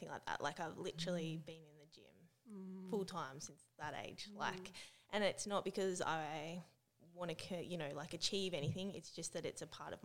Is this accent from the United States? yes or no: no; Tasmania, Australia; moved away as an adult; also born or lived in Melbourne, Australia; I'm originally from Tassie. So I grew up there